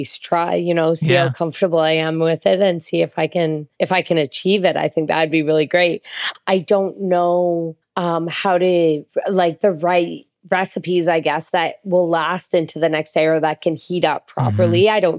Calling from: Toronto, Ontario, Canada; Yeah, so I'm calling in from Toronto, Ontario, and I love food.

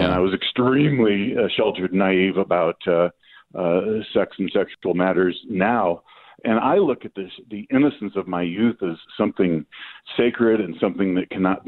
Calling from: New Mexico, United States; I'm … from New Mexico.

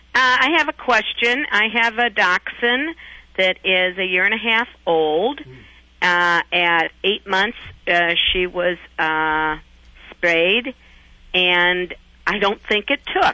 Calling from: Rock Island, Illinois, United States; I'm calling from Rock Island, Illinois

